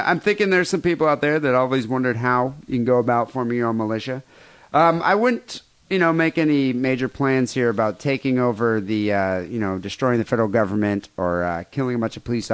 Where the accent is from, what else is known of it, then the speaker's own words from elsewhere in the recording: South Africa; now in United States; I grew up in South Africa